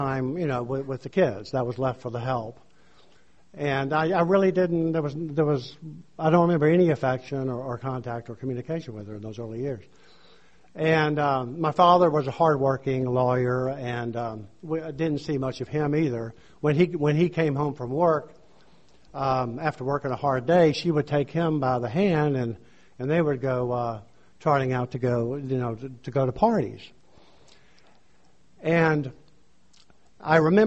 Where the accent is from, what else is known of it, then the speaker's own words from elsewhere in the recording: Louisiana, United States; moved away as an adult; also born or lived in New Orleans; now in San Diego, United States; I'm from Louisiana. Lived there most of my life